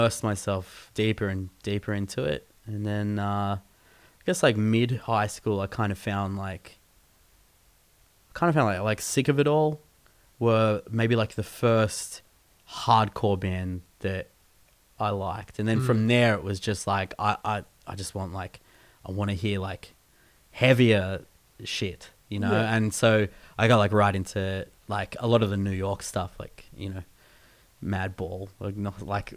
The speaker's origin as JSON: {"language": "English", "town": "Keilor North", "region": "Victoria", "country": "Australia", "tie": "born or raised there", "said": "I went to school in North Keilor"}